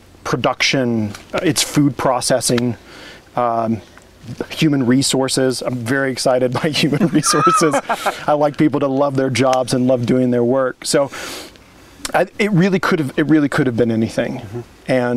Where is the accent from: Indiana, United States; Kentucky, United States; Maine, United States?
Indiana, United States; moved away as an adult; also born or lived in Orange County, California / Montgomery, Alabama; now in Oregon, United States; I grew up in Indiana